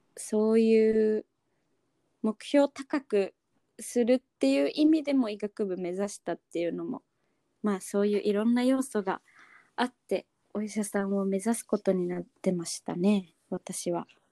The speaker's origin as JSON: {"language": "Japanese", "region": "Okinawa", "country": "Japan", "tie": "born or raised there", "said": "私出身は沖縄なんだけど"}